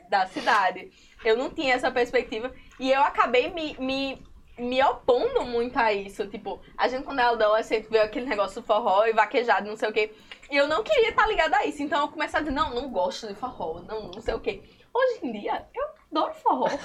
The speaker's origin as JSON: {"language": "Portuguese", "town": "Currais Novos", "region": "Rio Grande do Norte", "country": "Brazil", "tie": "born or raised there", "moved": "as an adult", "lives_now": "Natal, Brazil", "said": "eu sou seridoense e eu não queria, e, e eu sou de Currais Novos"}